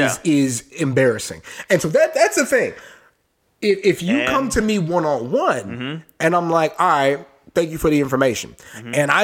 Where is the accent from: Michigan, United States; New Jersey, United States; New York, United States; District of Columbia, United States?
District of Columbia, United States; Washington; my hometown team, my DC Defenders